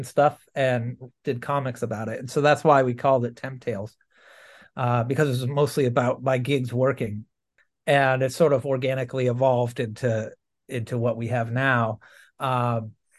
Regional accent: Lincolnville, Maine, United States; I grew up in Lincolnville, Maine.

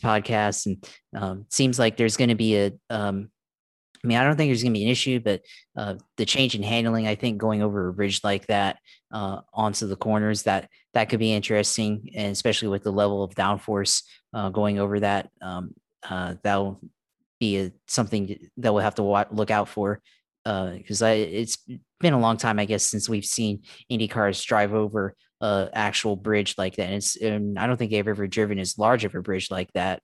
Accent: Jacksonville, Florida, United States; I'm from Duval.

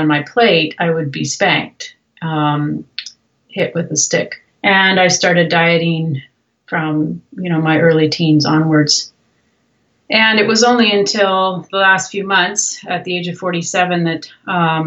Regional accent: Canada; moved away as an adult; also born or lived in Brazil; I'm actually Canadian, and was born in Canada

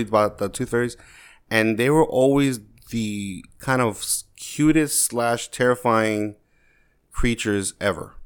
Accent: New York, United States; growing up in New York

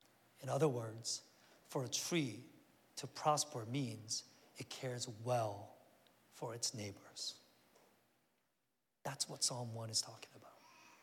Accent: South Korea; I remember, like I said, I grew up in Korea back in the 70s, and we had some relatives out in the countryside

